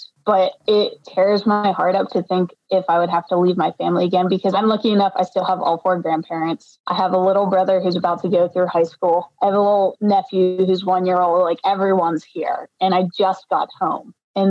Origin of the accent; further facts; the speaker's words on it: Pennsylvania, United States; moved away as an adult; also born or lived in North Carolina; I'm from Pennsylvania. Eventually, it just got to the point my whole family's in Pennsylvania, and I just missed them so much. And so I wanted to come home and be with them. So I moved back home to Pennsylvania